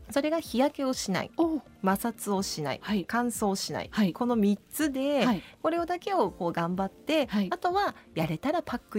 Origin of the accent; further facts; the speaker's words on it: Miyakojima, Okinawa, Japan; moved away as an adult; now in Tokyo, Japan; 沖縄から出てきて、まあ、18歳でここに来て今43なので、こっちにいる時間の方が